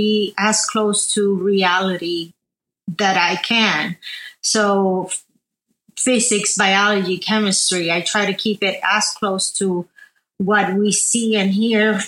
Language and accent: English; Arecibo, Puerto Rico; moved away as an adult; also born or lived in New Jersey, United States; I was born and raised in Arecibo, Puerto Rico